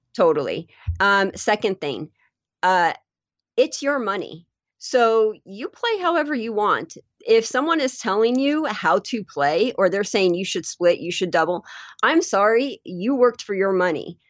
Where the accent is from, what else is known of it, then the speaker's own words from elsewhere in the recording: Las Vegas, Nevada, United States; born and raised in Las Vegas and you go out and you travel to other places and at the other places they're like, "Oh, where are you from?" "Oh, I'm from Las Vegas."